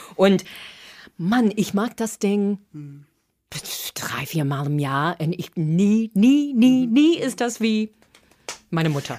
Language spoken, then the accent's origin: German; Boston, Massachusetts, United States; German is a second language; moved away as an adult; also born or lived in Cape Cod; now in Berlin, Germany; ich komme aus Boston